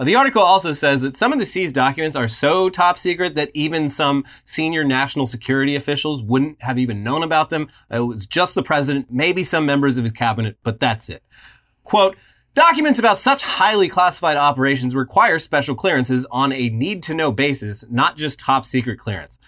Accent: West Coast, United States; I was born on the West Coast.

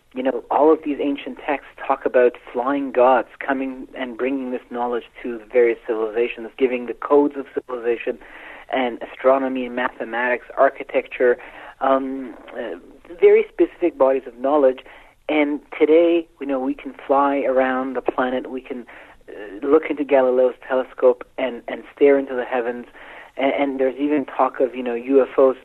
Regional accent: Iran; I was born in Iran

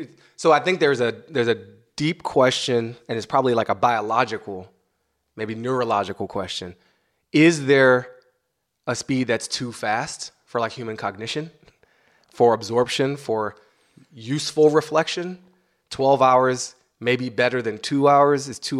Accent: United States; I'm an American

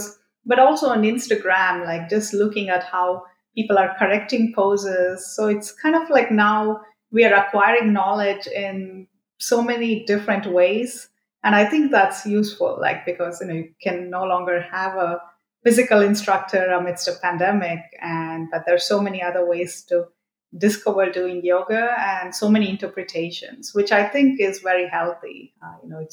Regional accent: Mysore, Karnataka, India; I'm actually from Mysore

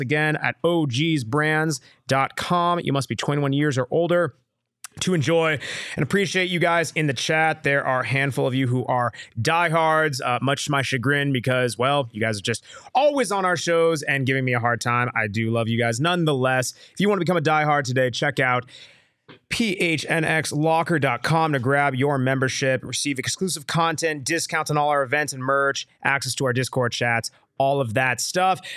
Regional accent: Tucson, Arizona, United States; moved away; I'm from Tucson, but I left, my guy. I left Tucson

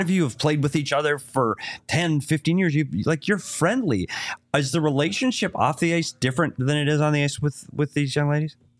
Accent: Minnesota, United States; now in Arizona, United States; I'm from Minnesota

